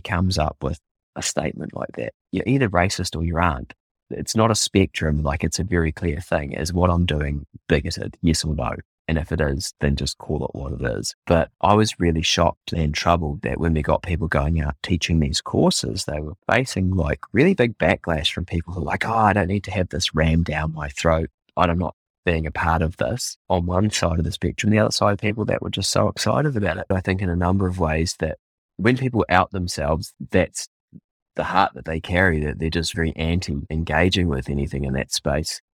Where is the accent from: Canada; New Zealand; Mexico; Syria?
New Zealand; as a Māori